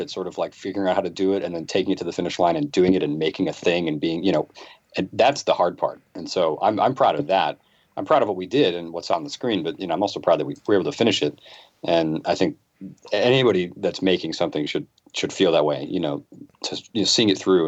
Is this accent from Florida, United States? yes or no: no; Boston, Massachusetts, United States; I'm from the Boston area